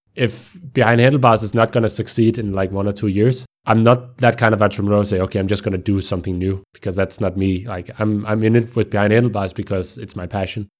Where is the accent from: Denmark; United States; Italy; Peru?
Denmark; Copenhagen, Capital Region of Denmark; I am from Copenhagen. I'm uh, born and raised in a suburb to Copenhagen within the municipality of Copenhagen called Brøndshøj